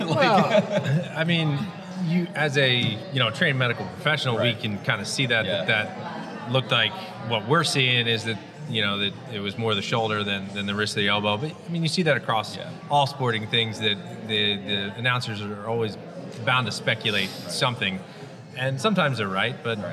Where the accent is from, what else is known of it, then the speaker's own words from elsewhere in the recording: New Jersey, United States; also born or lived in central Massachusetts; born and raised in the South Jersey area where I practice